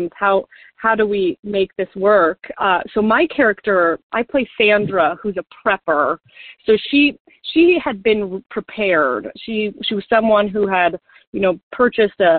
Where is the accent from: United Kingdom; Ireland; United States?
United States; Golden, Colorado; I was born in Golden, Colorado